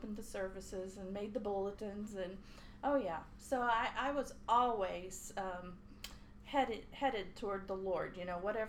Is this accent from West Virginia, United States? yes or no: yes; Kellytown, West Virginia, United States; now in Gaston County, United States; I grew up in Kellytown, West Virginia, and it's a little outside of Fairmont, home of Mary Lou Retton. Mm. And so I went to, I'm a coal miner's daughter.